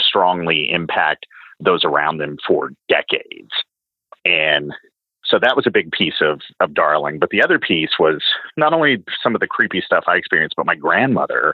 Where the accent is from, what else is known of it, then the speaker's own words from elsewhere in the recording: Knoxville, Tennessee, United States; my hometown of Knoxville, Tennessee